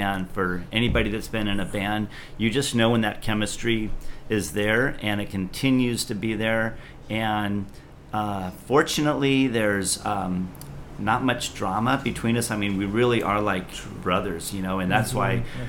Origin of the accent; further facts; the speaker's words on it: Philippines; I think he still lives in Hawaii that I grew up with in the Philippines.